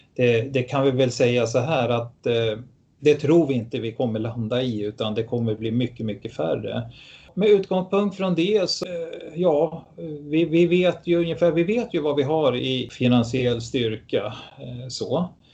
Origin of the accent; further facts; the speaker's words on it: Stockholm, Stockholm County, Sweden; moved away as an adult; also born or lived in Tyresö; now in Gävle, Sweden; är född i Stockholm